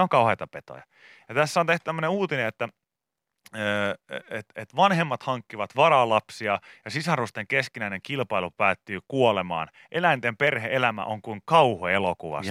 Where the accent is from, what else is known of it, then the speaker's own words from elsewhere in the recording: Pori, Satakunta, Finland; Meillä Porissa